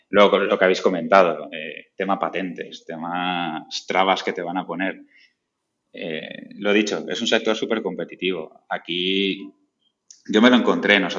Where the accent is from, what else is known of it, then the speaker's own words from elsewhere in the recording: Valencia, Valencian Community, Spain; now in Elche, Spain; De, yo soy de Valencia, eh, me fui a vivir a, Elche, a Alicante